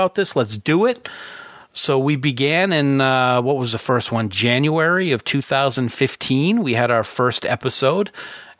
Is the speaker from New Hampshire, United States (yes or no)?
yes; New Hampshire, United States; now in Maine, United States; I'm originally from New Hampshire. I live in Maine now.